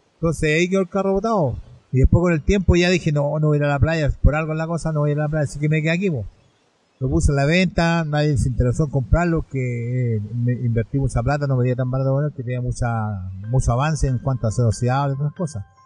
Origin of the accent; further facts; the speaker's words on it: San Joaquín, Santiago Metropolitan Region, Chile; soy de la comuna, nacido acá en la comuna, no en la comuna prácticamente, pero de que tengo uso razón, mis padres me trajeron a la comuna, así que soy sanjuanino Sanjoaquenino